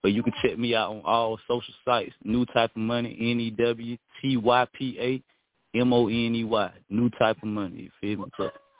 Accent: South Georgia, United States; now in Florida, United States; I'm from South Georgia, but I be in Florida.

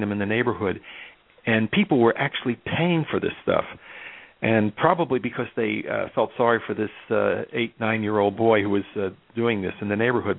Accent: Elizabeth, New Jersey, United States; we didn't have very much money growing up in North Elizabeth, which is now the runways for Newark International Airport

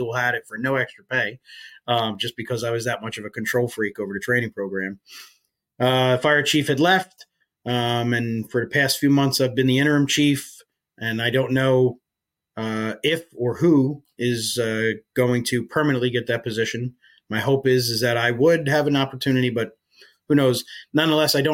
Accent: Woodbridge Township, New Jersey, United States; moved away as an adult; also born or lived in Rahway, New Jersey / Maine; I grew up in New Jersey. I grew up right outside Staten Island

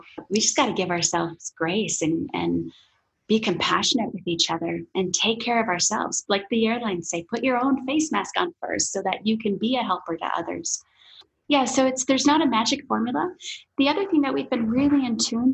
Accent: Midwest, United States; I grew up in the Midwest on dairy farms where there were often more cows than people.

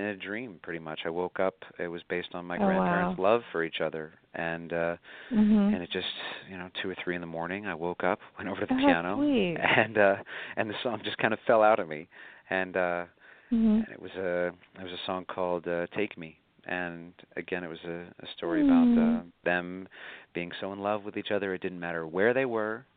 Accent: Buffalo, New York, United States; moved away as an adult; now in New York, United States; my hometown of Buffalo, where I grew up

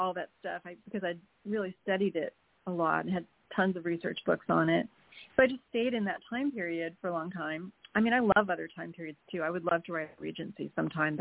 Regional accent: New York, United States; also born or lived in California; now in Fort Worth, United States; I grew up in New York State, so I didn't grow up in the West

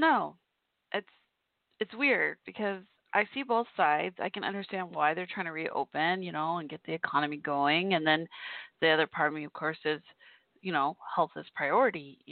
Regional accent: Irving, Texas, United States; also born or lived in Fort Worth, Texas; My hometown of Irving, Texas, where I grew up

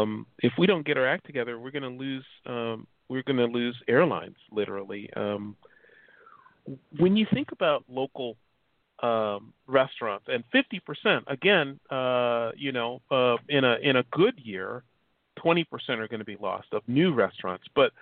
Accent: Chicago, Illinois, United States; moved away; I'm from Chicago.

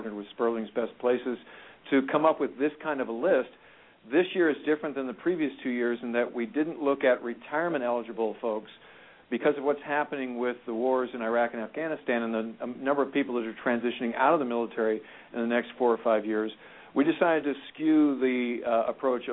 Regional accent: St. Louis, Missouri, United States; I'm from St. Louis as well

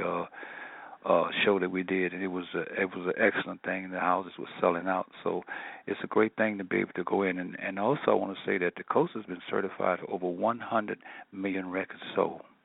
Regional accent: New Orleans, Louisiana, United States; I was born and raised in New Orleans, Louisiana.

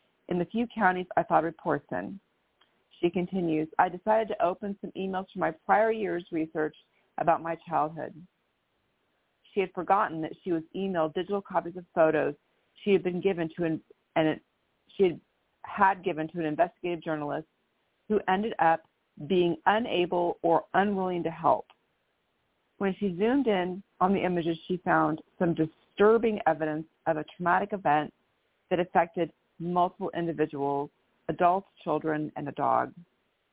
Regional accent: Menlo Park, California, United States; also born or lived in Stanford, California / San Francisco, California; now in Bellevue, United States; I was actually born in Stanford, California, born and raised in Menlo Park, and then lived in San Francisco before I moved up to Seattle, Washington

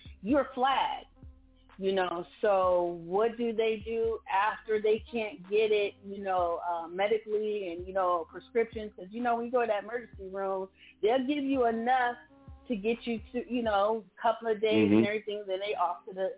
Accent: San Diego, California, United States; I'm from California, I'm from San Diego, I'm 10 minutes away from Mexico

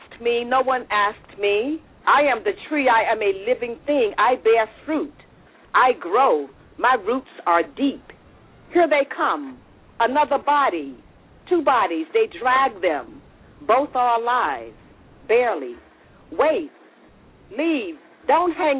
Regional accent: the South, United States; I'm a Southerner from the South myself

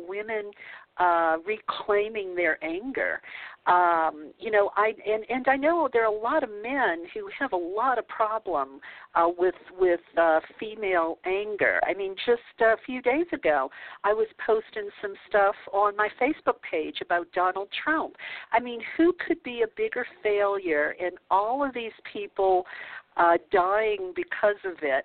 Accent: the South, United States; growing up in the South

